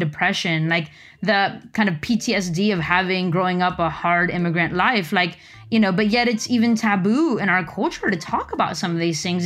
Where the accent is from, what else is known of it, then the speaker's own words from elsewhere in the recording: Los Angeles, California, United States; now in Silicon Valley, United States; I'm from L A. That's where I grew up